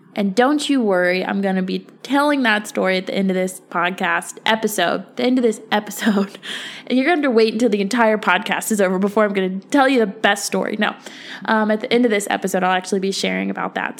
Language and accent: English; Virginia, United States; moved away as an adult; I moved back to Virginia about a year and a half ago. Um, I grew up in Virginia. I was born and raised.